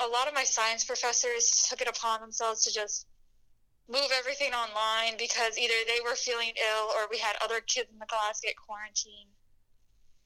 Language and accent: English; Haymarket, Virginia, United States; moved away as an adult; now in Milwaukee, United States; I'm not from Illinois or Wisconsin. I'm from Virginia, so kind of a distance